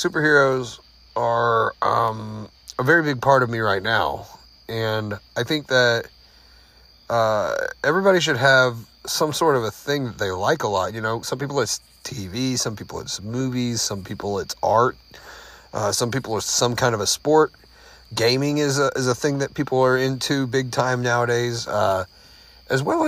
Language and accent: English; Arkansas, United States; when I was a kid, I grew up here in Arkansas